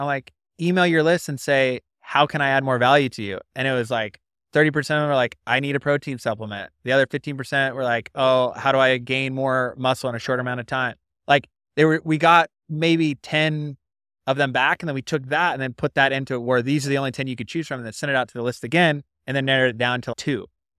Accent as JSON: {"language": "English", "region": "West Coast", "country": "United States", "said": "I didn't even know that there was a North, but I'm from the West Coast."}